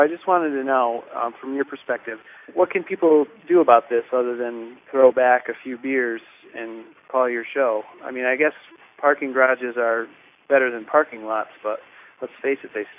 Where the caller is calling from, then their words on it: Columbus, Ohio, United States; I'm calling from Columbus, Ohio.